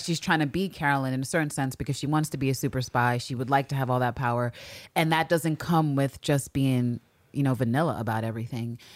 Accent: United States; as an American

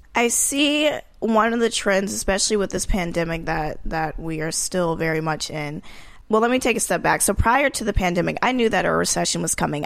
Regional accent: Marietta, Georgia, United States; moved away as an adult; also born or lived in New York; I came from Georgia, Marietta, Georgia, which is the suburbs of Atlanta

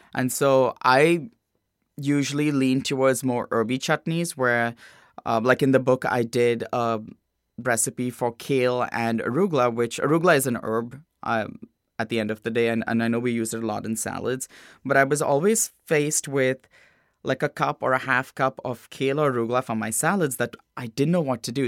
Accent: Mumbai, Maharashtra, India; moved away; also born or lived in Cincinnati; I grew up in a little suburb of Bombay called Bandra

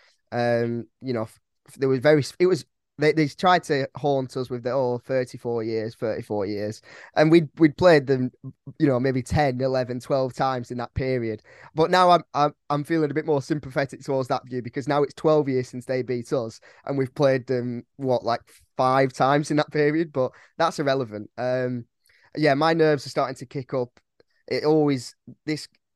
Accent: Blackburn, North West England, United Kingdom; also born or lived in Whalley / Clitheroe; now in Bath, United Kingdom; I was born in Blackburn Hospital

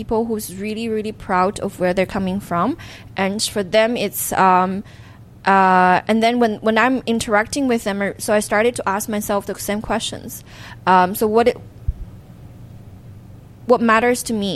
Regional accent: Xiamen, Fujian, China; English is a second language; moved away as an adult; I can say I'm from Hokkien, I can say I'm from Xiamen, I can say that, that particular village

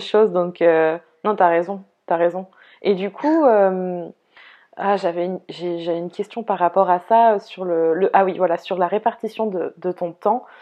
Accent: Brittany, France; moi, la bretonne

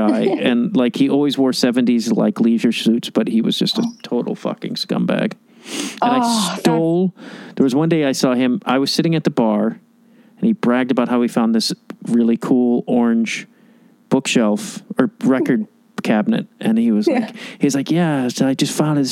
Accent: Chicago, Illinois, United States; moved away; I'm from Chicago.

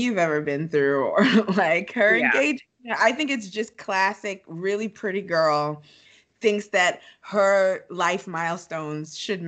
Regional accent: Nigeria; I'm Nigerian

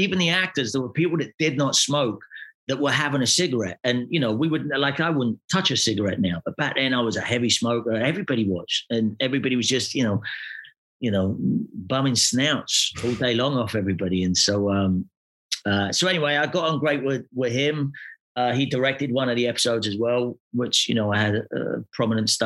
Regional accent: Glasgow, Scotland, United Kingdom; moved away; I come from Glasgow

